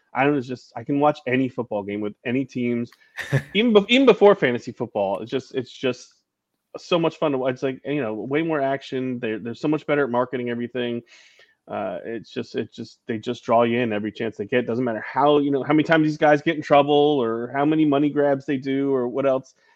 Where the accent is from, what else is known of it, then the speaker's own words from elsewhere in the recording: New York, United States; growing up in New York